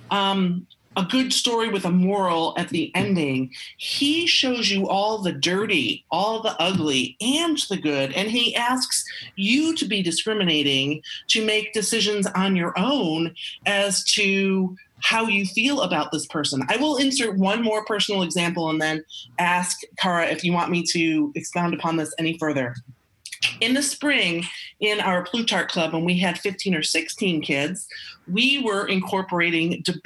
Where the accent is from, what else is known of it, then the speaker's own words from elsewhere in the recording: United States; as an American